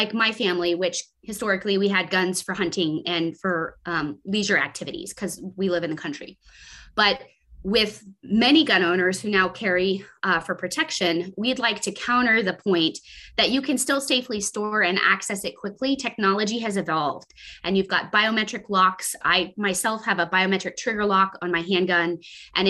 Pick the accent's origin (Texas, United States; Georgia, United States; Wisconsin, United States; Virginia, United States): Texas, United States; my home state of Texas